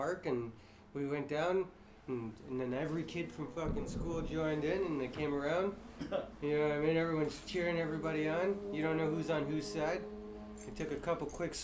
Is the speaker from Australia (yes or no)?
no; Cambridge, Ontario, Canada; also born or lived in Calgary, Alberta; So I left Calgary when I was about 5. And probably the first fight was in Cambridge here.